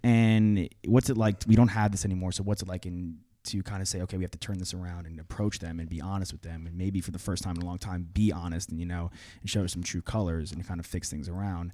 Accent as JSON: {"language": "English", "area": "Long Island", "region": "New York", "country": "United States", "said": "I'm from Long Island"}